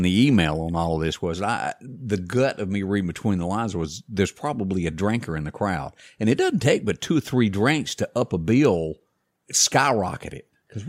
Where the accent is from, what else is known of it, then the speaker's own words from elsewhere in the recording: the South, United States; We're from the South. We talk a lot.